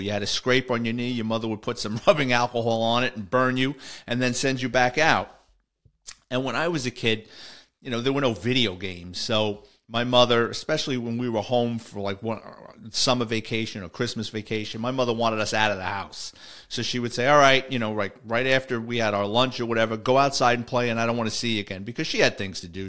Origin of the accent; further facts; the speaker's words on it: New York City, New York, United States; my listeners in the Bronx, that's my hometown